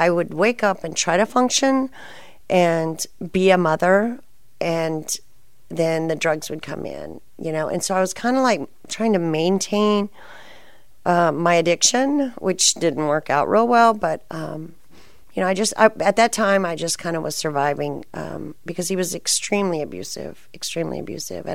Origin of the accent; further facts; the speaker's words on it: San Antonio, Texas, United States; moved away as an adult; also born or lived in Colorado; now in Austin, United States; my hometown, I was born in San Antonio, and that's where I was living